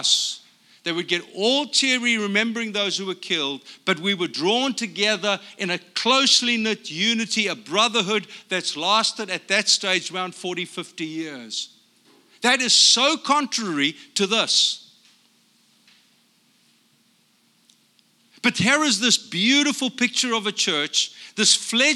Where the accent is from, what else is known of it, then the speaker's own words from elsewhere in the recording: South Africa; moved away as an adult; also born or lived in Brea, California; now in United States; I'm from South Africa